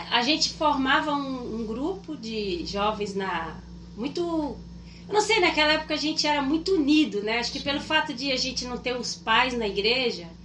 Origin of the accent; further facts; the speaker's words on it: Rondônia, Brazil; moved away as an adult; also born or lived in Minas Gerais / Ouro Preto do Oeste / Ji-Paraná / Porto Velho; now in southern Brazil; sou nascida em Minas Gerais. Minas Gerais. Isso, mas eu fui criada desde os sete anos em Rondônia.